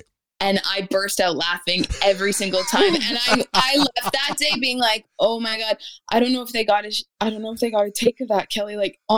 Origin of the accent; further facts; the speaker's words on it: Winnipeg, Manitoba, Canada; I'm from Winnipeg